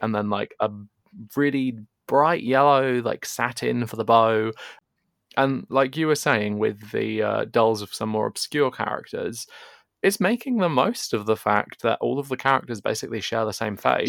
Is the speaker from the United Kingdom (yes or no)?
yes; England, United Kingdom; I'm sure the listeners can guess from my accent, but I am English